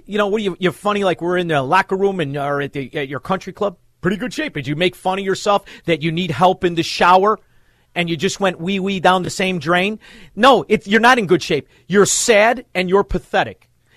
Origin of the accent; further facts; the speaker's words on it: Melrose Park, Illinois, United States; Although I'm from Melrose Park. It was something to be from Melrose Park way back in the 70s